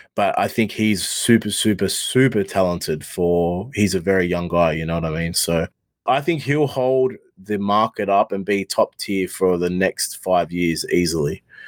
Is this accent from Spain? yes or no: no; Australia; I'm an Australian rapper.